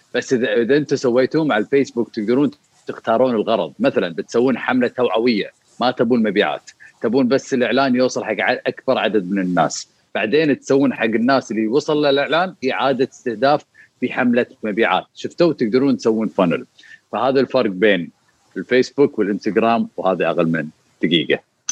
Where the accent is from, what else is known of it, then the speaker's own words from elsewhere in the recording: Kuwait; بالسوق المباركيه اللي عندنا بالكويت